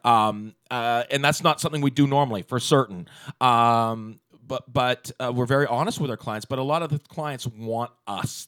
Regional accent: Walnut Grove, British Columbia, Canada; I grew up in Walnut Grove before there was a Walnut Grove. I grew up on a sheep farm

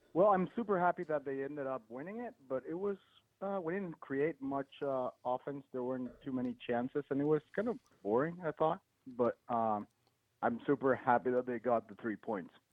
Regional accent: Mexico; I am from Mexico

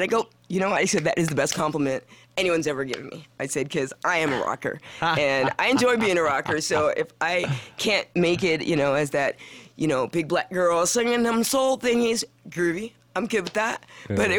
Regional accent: Missouri, United States; Everyone says I'm a Valley girl, but I grew up in Missouri.

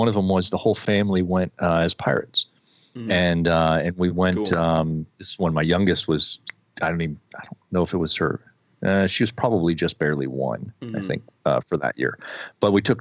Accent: United States; I'm American

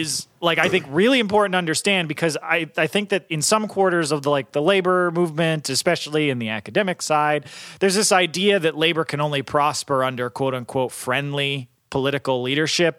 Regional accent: Northeast, United States; I'm from the Northeast

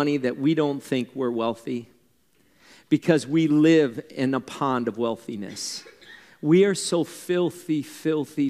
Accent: Wisconsin, United States; I'm a German from Wisconsin

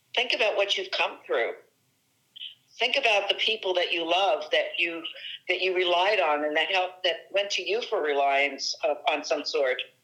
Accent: New Jersey, United States; I do rely heavily on on my excuse me my Italian uh, New Jersey background

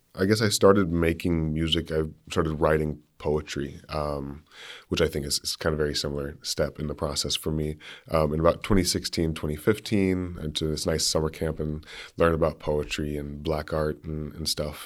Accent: Berea, Kentucky, United States; moved away as an adult; now in Grinnell, United States; growing up in Berea is a really interesting, uh, really unique experience.

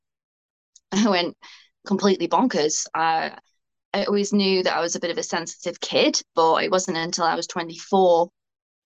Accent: Bolton, North West England, United Kingdom; where I'm from Bolton

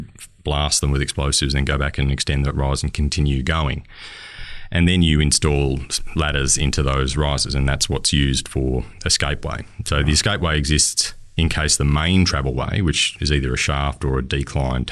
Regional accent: Kalgoorlie, Western Australia, Australia; moved away as an adult; now in Bendigo, Australia; I'm originally from Kalgoorlie and met my wife in Kalgoorlie

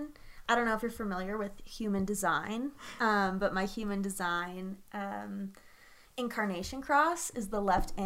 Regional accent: Lowell, Massachusetts, United States; now in Denver, United States; I am from Lowell, Massachusetts

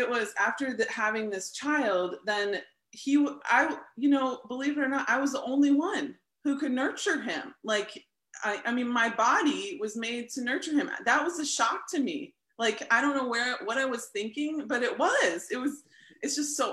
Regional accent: St. Louis, Missouri, United States; also born or lived in Lawrence, Kansas; I'm from St. Louis, Missouri, and I grew up in a non-religious home, non-Christian home

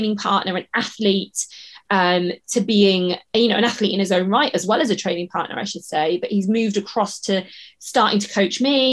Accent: the Southwest, South West England, United Kingdom; moved away as an adult; also born or lived in Leeds; We're both from the Southwest regionally

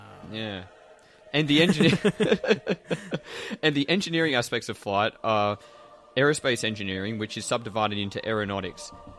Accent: Australia; Well, I'm actually from Australia, I'm not from the UK.

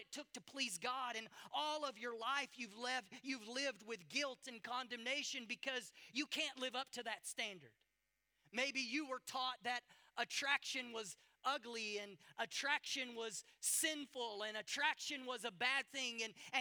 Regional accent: United States; moved away; I'm from America.

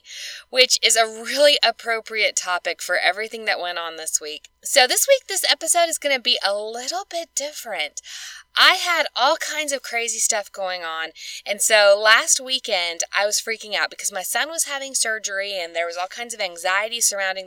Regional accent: Alabama, United States; Kansas is one of my best friends that I grew up with here in Alabama. So we grew up together

